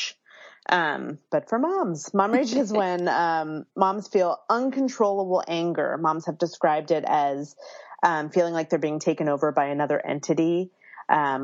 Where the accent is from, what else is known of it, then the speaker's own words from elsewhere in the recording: Philadelphia, Pennsylvania, United States; now in Berkeley, United States; I live in Berkeley, California, but I was born and raised in Philadelphia, so I have that East Coastness that I bring with me here.